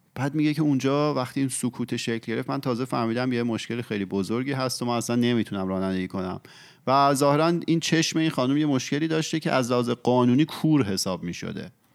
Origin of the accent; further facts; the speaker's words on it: Iran; ما که ایرانی هستیم